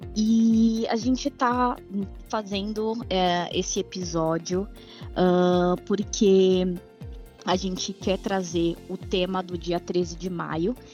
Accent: São Paulo, Brazil; eu cresci na periferia, no Capão Redondo

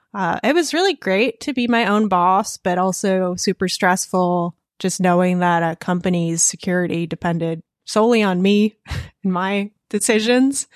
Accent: Connecticut and Vermont, Northeast, United States; moved away; also born or lived in Russia / California; I spent my childhood in Connecticut and Vermont.

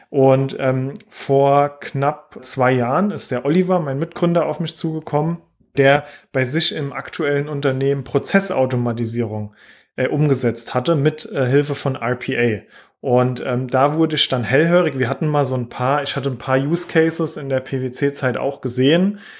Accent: southwest Germany, Germany; Wie man auch hört, äh, komme ich so aus der Region, ähm, eher Richtung äh, im Süden äh, in Deutschland oder Südwesten.

